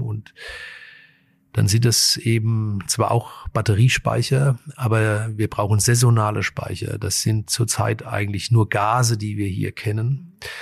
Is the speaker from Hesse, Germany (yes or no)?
yes; Frankfurt, Hesse, Germany; die Region und Frankfurt ist ja auch meine Heimat